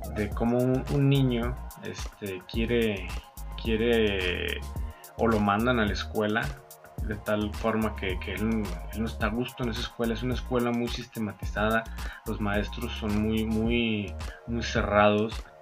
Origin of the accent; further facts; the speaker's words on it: Mexico; me encanta ser mexicano, con orgullo digo que soy mexicano